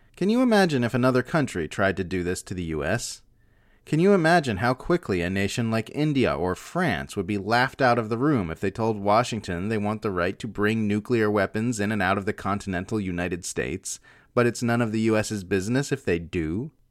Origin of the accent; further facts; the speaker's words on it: Australia; As an Australian myself